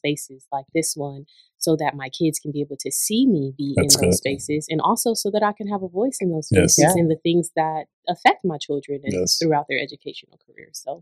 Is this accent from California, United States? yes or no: yes; Rialto, California, United States; When I grew up in Rialto, I went to Morris Elementary